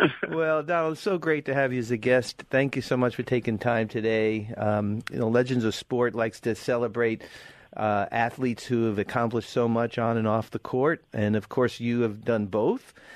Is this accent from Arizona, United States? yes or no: no; New York City, New York, United States; I grew up in Brooklyn as a high school